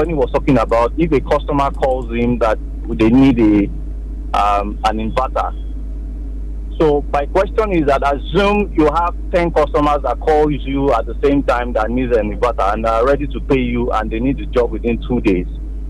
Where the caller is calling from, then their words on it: Akure, Ondo, Nigeria; I'm calling from Akure.